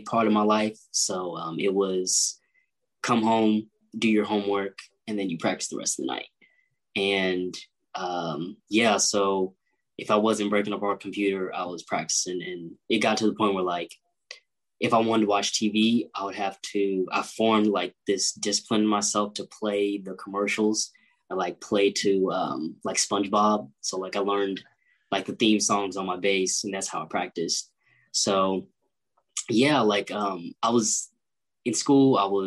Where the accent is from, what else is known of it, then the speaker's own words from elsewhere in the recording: Liberty, Missouri, United States; also born or lived in Grandview, Missouri / Kansas City, Missouri; I'm from Kansas City. I grew up in Grandview for a little part of my life. And then my family and I moved to Liberty, Missouri, where I spent like the rest of my elementary to high school years